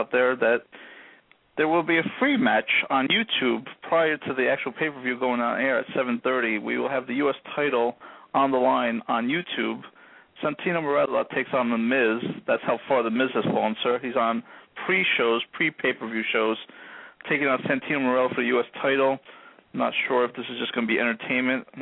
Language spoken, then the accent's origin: English; Belleville, United States; I grew up in Belleville